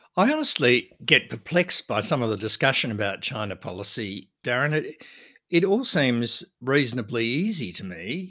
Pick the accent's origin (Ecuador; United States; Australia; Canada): Australia; our country